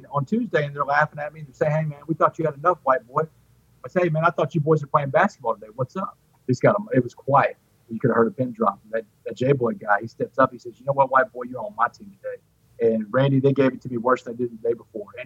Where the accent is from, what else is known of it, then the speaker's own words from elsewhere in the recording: Port Arthur, Texas, United States; I grew up in Port Arthur